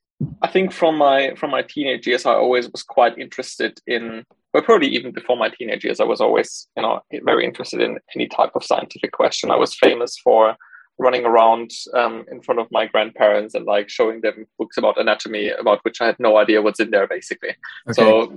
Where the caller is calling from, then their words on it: Cambridge, East of England, United Kingdom; I'm calling in from Cambridge today.